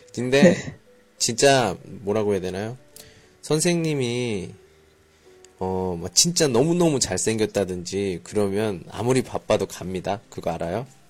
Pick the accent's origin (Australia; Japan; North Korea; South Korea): South Korea; now in Qingdao, China; 한국에서 왔습니다